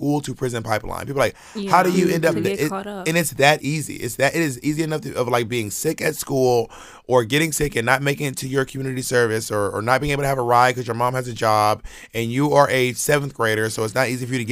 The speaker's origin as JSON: {"language": "English", "town": "Atlanta", "region": "Georgia", "country": "United States", "tie": "born or raised there", "said": "I grew up in Atlanta, in the suburbs of Atlanta."}